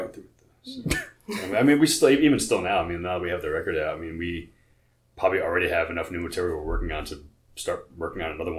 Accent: New York, United States; moved away as an adult; now in Baltimore, United States; I'm originally from New York, actually. I moved here about 6 years ago.

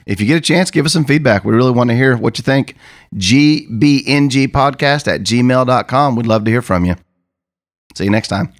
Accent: Missouri, United States; also born or lived in Oklahoma; I come from Missouri

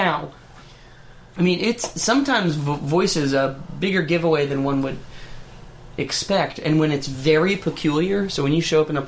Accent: Durham, North Carolina, United States; I was born in Durham

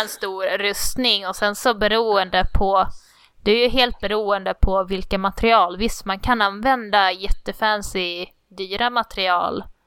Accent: Skåne, Sweden; accent: Skånska; Jag, är från Skåne

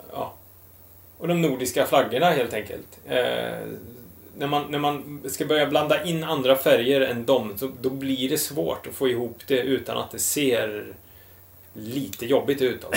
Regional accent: Västergötland, Västra Götaland, Sweden; som den västgöte jag är

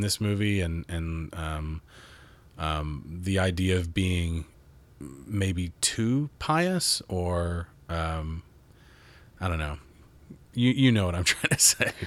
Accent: Mount Juliet, Tennessee, United States; I was raised in Nashville, Mount Juliet, east of Nashville.

